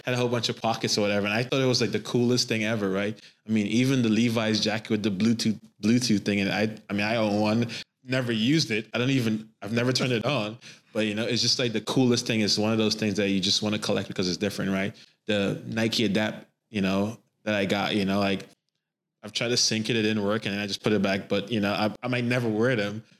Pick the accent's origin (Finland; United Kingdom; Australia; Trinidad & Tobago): Trinidad & Tobago; I grew up in Trinidad and Tobago